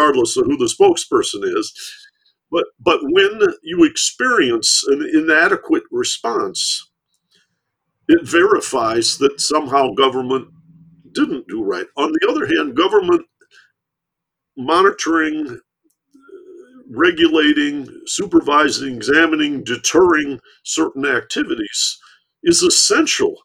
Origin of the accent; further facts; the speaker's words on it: Michigan, United States; I grew up in Michigan